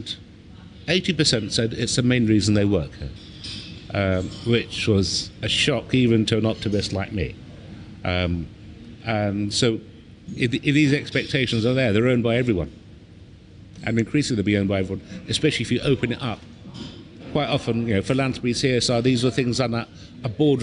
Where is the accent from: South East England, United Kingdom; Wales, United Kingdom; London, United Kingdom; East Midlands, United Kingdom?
London, United Kingdom; also born or lived in Bangladesh; When I was growing up in London, we came over in 1964, I was a baby